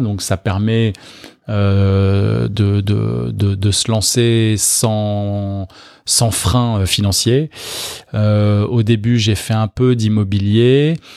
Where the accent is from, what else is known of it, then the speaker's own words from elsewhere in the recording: Neuilly-sur-Seine, Île-de-France, France; je suis né à Neuilly-sur-Seine il y a quelques années déjà